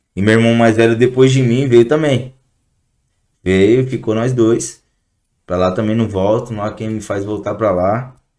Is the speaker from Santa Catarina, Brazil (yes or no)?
no; São Paulo, Brazil; also born or lived in Guarulhos; Eu sou do Jardim Peri, na Norte. É, mais conhecido da onde a gente foi criado lá